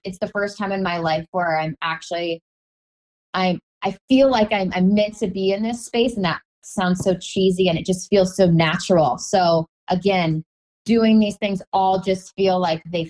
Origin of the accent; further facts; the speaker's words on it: Omaha, Nebraska, United States; moved away; I'm from Omaha